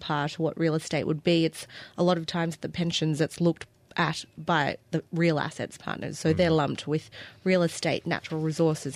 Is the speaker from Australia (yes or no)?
yes; Australia; accent: Australian; now in United States; You can hear from my accent, I'm from Australia.